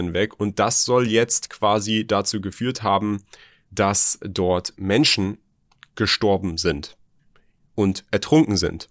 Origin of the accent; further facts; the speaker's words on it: Germany; hier bei uns in Deutschland